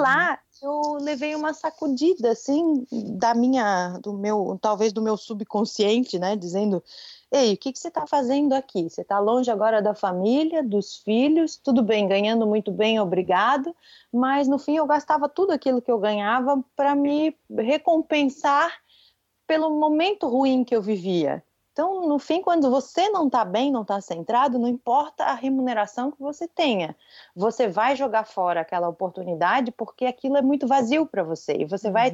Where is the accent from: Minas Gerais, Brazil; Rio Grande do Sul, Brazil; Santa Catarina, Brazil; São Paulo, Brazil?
Santa Catarina, Brazil; Florianópolis; accent: manezinho (Florianópolis island accent); eu moro em Florianópolis e sou daqui, eu sou manezinha da ilha típica